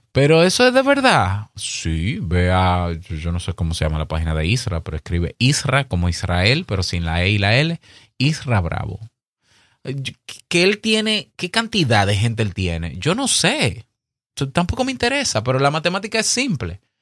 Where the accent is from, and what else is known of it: Dominican Republic